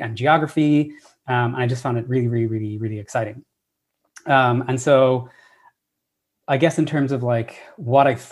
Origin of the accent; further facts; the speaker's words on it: Ireland; moved away as an adult; now in United States; I'm Irish originally. That's where I was born and raised. I only came to America after my undergraduate degree